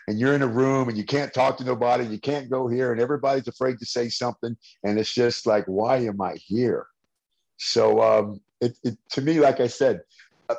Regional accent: San Francisco, California, United States; I'm from the Bay Area of California, San Francisco.

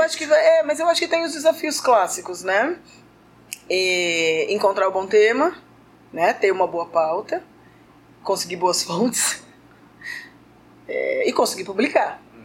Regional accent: São Paulo, Brazil; eu sou de São tá. Paulo

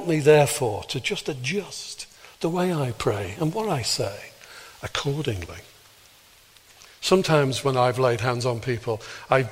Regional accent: Birkenhead, North West England, United Kingdom; I was born in Birkenhead, not Northern Ireland.

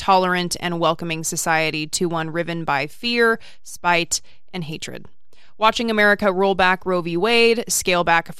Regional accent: United Kingdom; now in New Zealand; I am a British guy living in New Zealand who has always been fascinated with American politics.

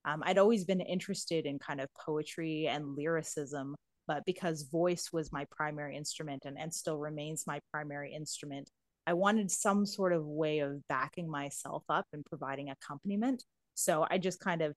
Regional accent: Canada; I am a Canadian.

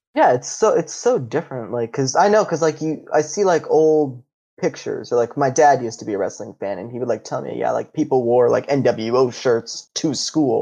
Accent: Ohio, United States; I'm from Ohio

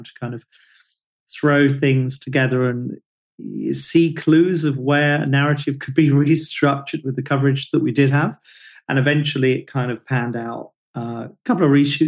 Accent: Hastings, South East England, United Kingdom; I'm from Hastings

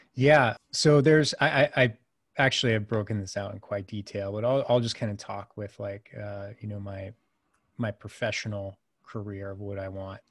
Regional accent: United States; I'm the American

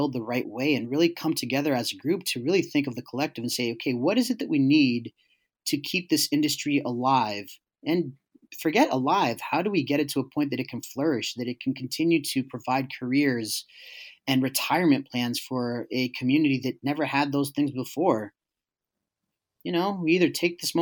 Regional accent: New York City, New York, United States; I grew up in East Harlem in the late 80s, early 90s

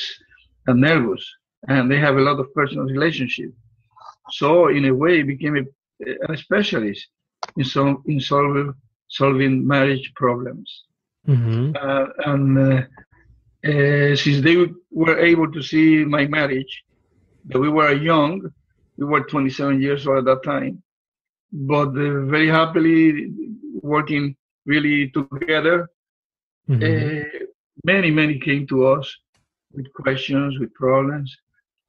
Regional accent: Puerto Rico; moved away as an adult; also born or lived in Spain; now in Florida, United States; I was born in Puerto Rico, a little island in the Caribbean

